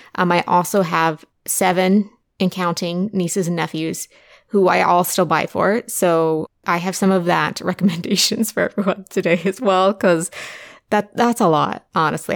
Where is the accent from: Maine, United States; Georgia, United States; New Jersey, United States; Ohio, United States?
Ohio, United States; Southern; I grew up in Southern Ohio